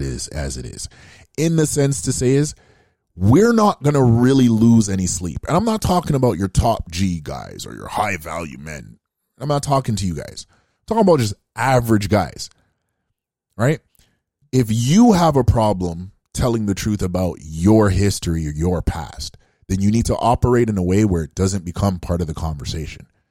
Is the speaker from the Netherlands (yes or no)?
no; Canada; being African Canadian myself